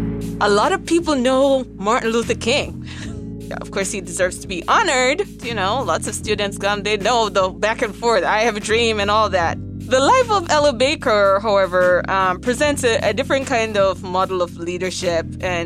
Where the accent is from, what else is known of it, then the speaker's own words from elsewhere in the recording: Jamaica; accent: patois; With my patois accent, it's in Raleigh, North Carolina, in 1960.